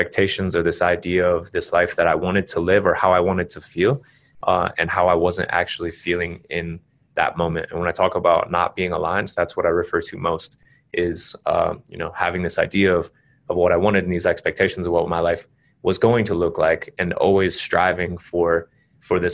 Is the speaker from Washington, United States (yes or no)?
no; Carbondale, Colorado, United States; moved away as an adult; also born or lived in Colombia / Panama / Costa Rica / Spain; I grew up in Colorado, as you said. I grew up in a little town called Carbondale near Aspen.